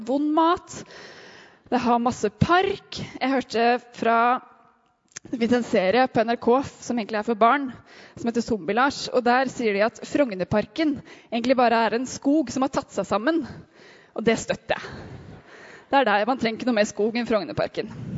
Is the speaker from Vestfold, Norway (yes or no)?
yes; Sandefjord, Vestfold, Norway; now in Oslo, Norway